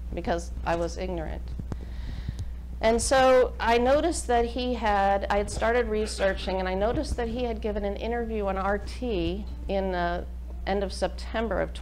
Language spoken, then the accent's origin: English; United States; I am an American. I consider myself a patriotic American